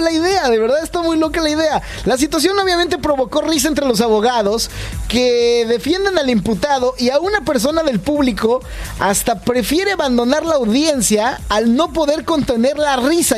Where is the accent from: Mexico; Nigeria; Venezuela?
Mexico; now in Canada; yo soy mexicano